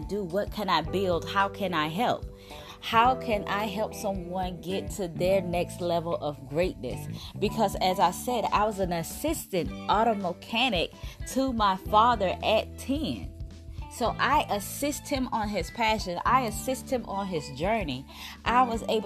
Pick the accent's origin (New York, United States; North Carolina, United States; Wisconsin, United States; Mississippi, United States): Mississippi, United States; South; Growing up in South Mississippi, everything was working in a factory